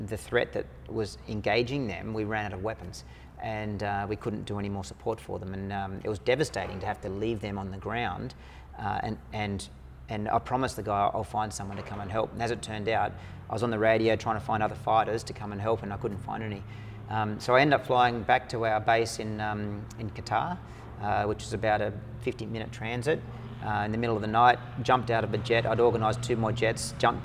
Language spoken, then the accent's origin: English; Australia; I went in with my American squadron as an Australian officer